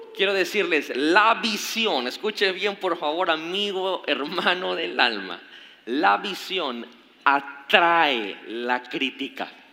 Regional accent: Mexico; como mexicanos que fuimos conquistados

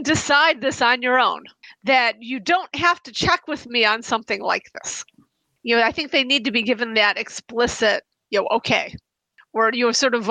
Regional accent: United States; I'm from the United States.

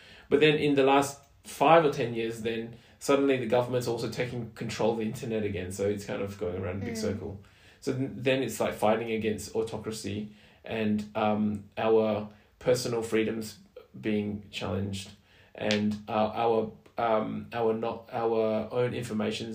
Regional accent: Australia

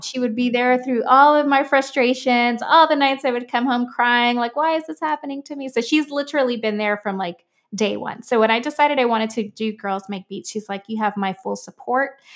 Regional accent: Miami, Florida, United States; I'm from Miami

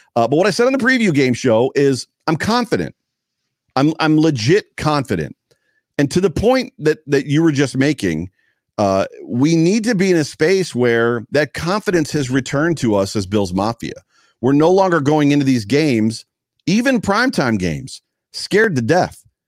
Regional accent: Buffalo, New York, United States; moved away; also born or lived in Columbus, Ohio / Missouri / Florida; Everybody I knew, knew I was from Buffalo because it comes out of us

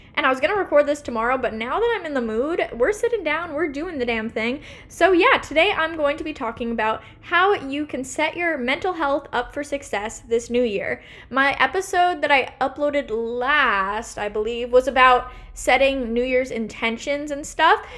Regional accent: Portland, Oregon, United States; also born or lived in New York; here in my hometown Portland, Oregon

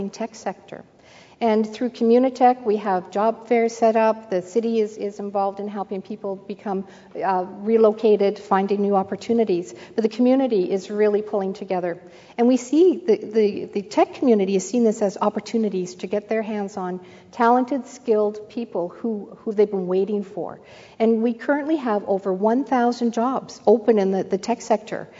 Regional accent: Canada; I'm a Canadian

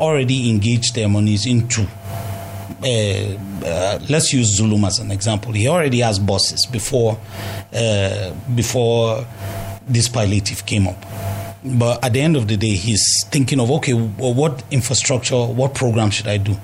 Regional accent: Jos, Plateau, Nigeria; I'm from Jos

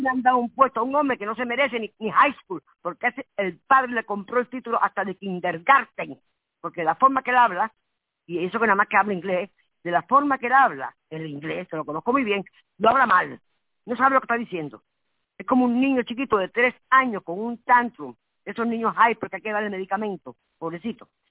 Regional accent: Havana, Cuba; moved away; nací en Cuba

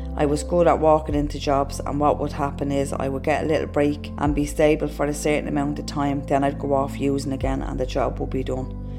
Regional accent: Dublin, Leinster, Ireland; I lived in Ballymun and I lived there until I was about 11. In Ballymun, I remember that we never really had money. I had younger siblings. We moved to a different part of Dublin when I was 11, but when I was a kid, we grew up in Ballymun

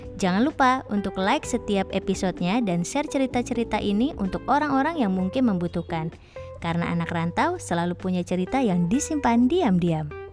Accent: Jakarta, Indonesia; moved away as an adult; now in Bali, Indonesia; Aku lahir dan besar di Jakarta

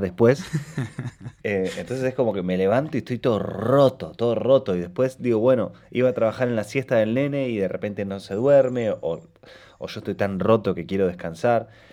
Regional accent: Rosario, Santa Fe, Argentina; yo soy de Rosario también, como del interior

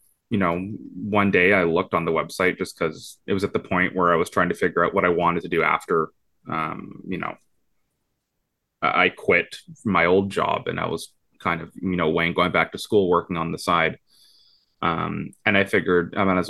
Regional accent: Vancouver, British Columbia, Canada; born and raised in Vancouver

